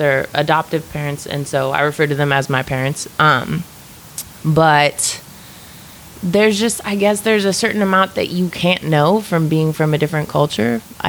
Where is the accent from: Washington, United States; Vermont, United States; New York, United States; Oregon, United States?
Oregon, United States; Eugene; Well, Eugene's like a real hippie town, right? So I grew up raised by white parents.